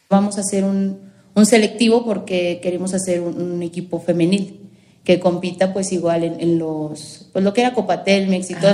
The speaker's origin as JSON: {"language": "Spanish", "country": "Mexico", "said": "Y yo no, soy mexicana, solo el nombre."}